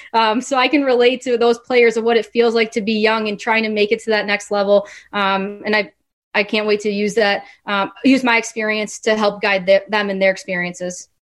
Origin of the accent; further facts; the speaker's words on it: Chicago, Illinois, United States; I was a little girl growing up in growing up in the Chicagoland area